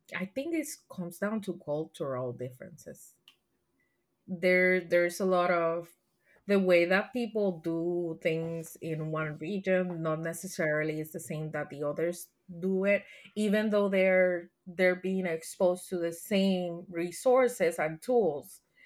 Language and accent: English; Puerto Rico; first language Spanish; English is a second language; now in Texas, United States; I grew up in Puerto Rico. All my classes were in Spanish, so I'm a native Spanish speaker